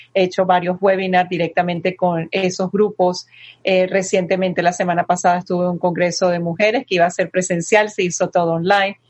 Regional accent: Venezuela; also born or lived in Madrid, Spain; yo nací en Madrid y me llevaron a Venezuela chiquitica, de año y medio

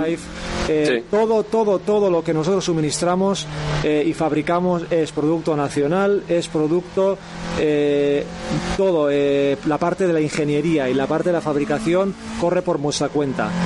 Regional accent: Irun, Basque Country, Spain; now in Hondarribia, Spain; soy de Irún, de Guipúzcoa y, bueno, ahora por circunstancias vivo en, en Ondarribía

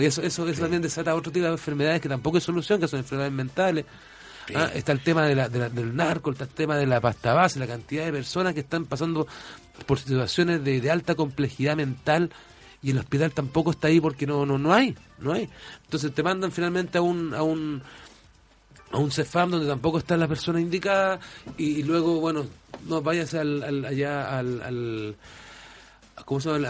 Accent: Valparaíso, Chile; yo soy arquitecto, soy porteño, profundamente de padres, madre, abuelos, bisabuelos

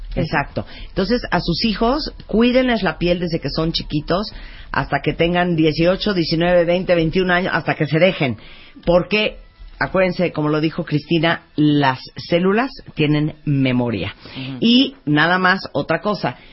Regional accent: Mexico; qué tan orgullosos estamos de México, lo que nos encanta, lo que nos da pena, lo que presumimos y lo que más nos recuerda a nuestro país

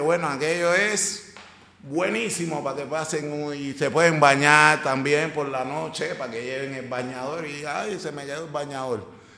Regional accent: Cuba; now in Valencia, Spain; Cuba, de mi tierra querida

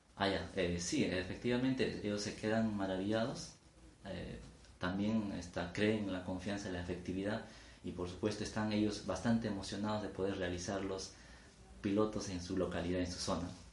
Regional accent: Sivia, Ayacucho, Peru; yo nací en el BRAE, en el distrito de Sibia, provincia de Huanta, de la región Ayacucho.

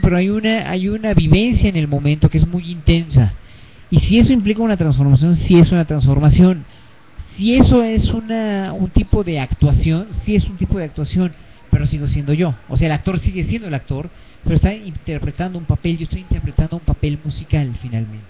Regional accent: Mexico; soy mexicano, soy gay, soy clase mediero

